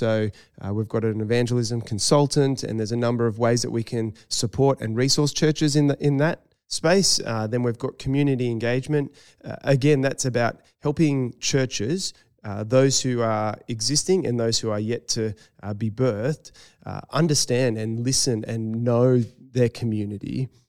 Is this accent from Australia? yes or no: yes; Northern Beaches, New South Wales, Australia; moved away as an adult; And in terms of the place, I grew up on the Northern Beaches, but when I was 18, moved away. And for me, I really had a strong call back to that community.